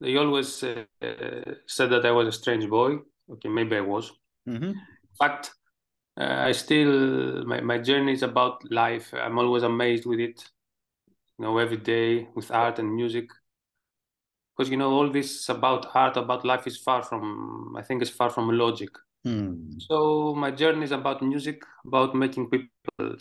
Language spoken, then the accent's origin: English; Greece; English is a second language; also born or lived in Thessaloniki, Greece / Athens, Greece; In my hometown. I come from Mountain Olympus, you know, the Mountain of Gods.